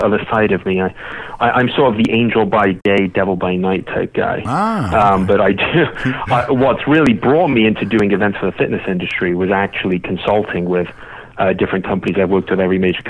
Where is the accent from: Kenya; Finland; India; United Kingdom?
United Kingdom; England; now in United States; I grew up in England